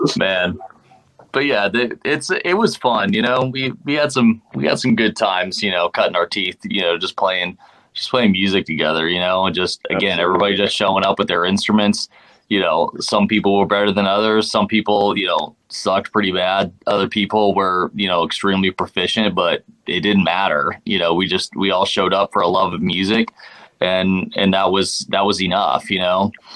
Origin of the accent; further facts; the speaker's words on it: Ohio, United States; moved away as an adult; also born or lived in Boston; we're both from Ohio